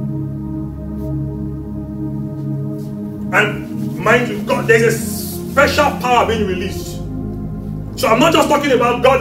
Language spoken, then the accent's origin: English; Nigeria; I'm from Nigeria.